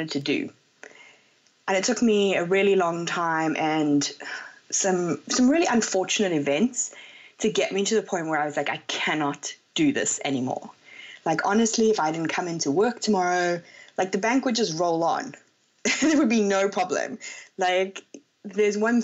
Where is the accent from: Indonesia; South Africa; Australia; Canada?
South Africa; moved away as an adult; also born or lived in London, United Kingdom / Hong Kong; I'm South African originally, and I moved to London after I became a chartered accountant